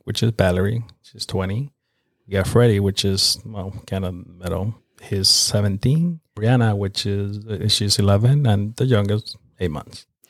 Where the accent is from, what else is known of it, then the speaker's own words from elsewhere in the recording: Nicaragua; now in North Carolina, United States; I'm from Nicaragua, which is located in Central America